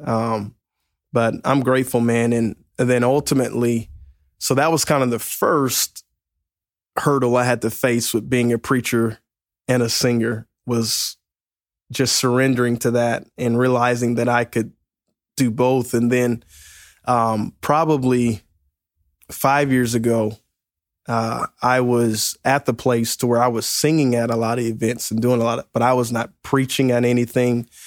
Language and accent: English; Mississippi, United States; now in Lexington Park, Maryland, United States; originally from uh, Mississippi, uh, but went to church in Pascagoula, Mississippi